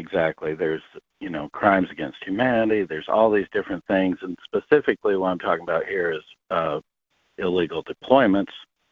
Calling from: South Dakota, United States; I'm calling from South Dakota

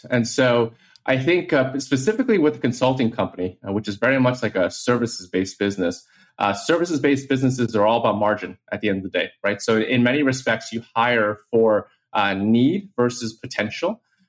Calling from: New York City, New York, United States; I am calling from New York City

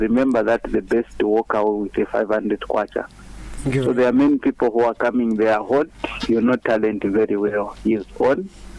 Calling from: Mazabuka, Southern Province, Zambia; from within Mazabuka.

